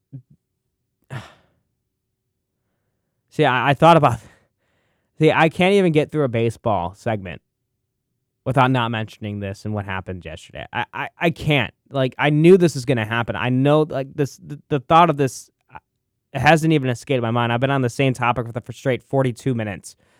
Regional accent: Arlington Heights, Illinois, United States; the Arlington Heights area where my hometown is

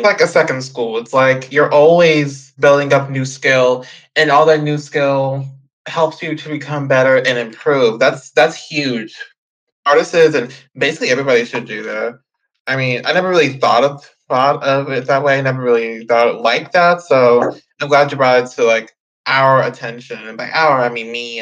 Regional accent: Houston, Texas, United States; I am from Houston

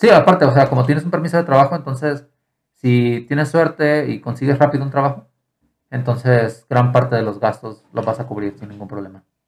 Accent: Mexico; also born or lived in Ireland; Si yo iba como mexicano

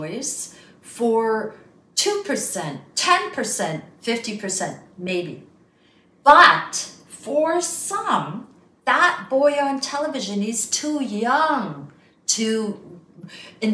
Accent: Goa, India; moved away; also born or lived in Libya; I am from Goa. I'm Roman Catholic

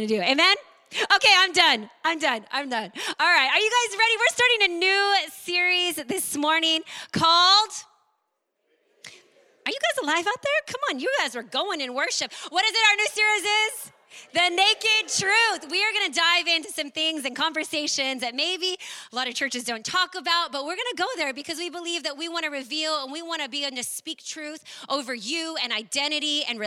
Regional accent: Maui, Hawaii, United States; growing up in Maui

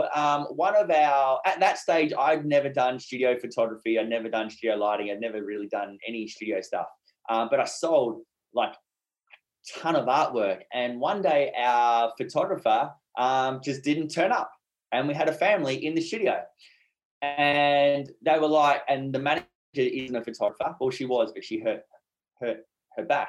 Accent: Brisbane, Queensland, Australia; also born or lived in Whitsundays, Queensland; I'm from Brisbane, Australia.

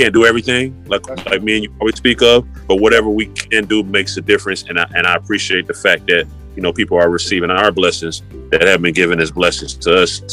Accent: Decatur, Georgia, United States; also born or lived in Atlanta; And I lived a lot of places. So Atlanta is home, Decatur, more specifically.

